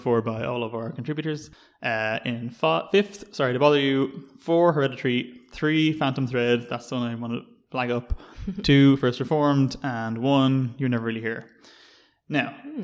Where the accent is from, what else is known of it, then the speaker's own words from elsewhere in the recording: Dublin, Leinster, Ireland; accent: vaguely D4; my vaguely D4 accent